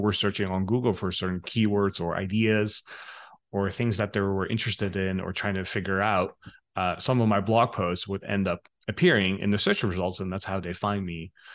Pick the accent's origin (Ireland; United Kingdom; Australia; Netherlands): Netherlands; moved away as an adult; also born or lived in Los Angeles, United States / Bangkok, Thailand; I grew up in the Netherlands